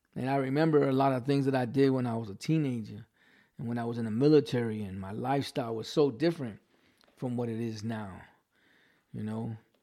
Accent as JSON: {"language": "English", "region": "New York", "country": "United States", "accent": "New York", "said": "I still have my New York accent."}